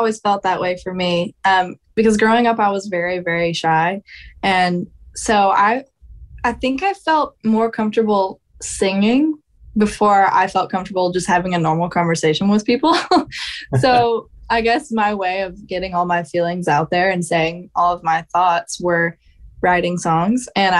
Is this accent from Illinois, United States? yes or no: no; Georgia, United States; but yes, I'm another one from Georgia.